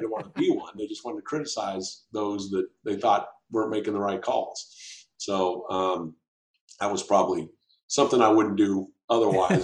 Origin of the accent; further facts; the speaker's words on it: Walla Walla, Washington, United States; moved away; also born or lived in Nashville, Tennessee; my family who are all here in my hometown of Walla Walla, Washington. So after 40 years of being gone, it was good to return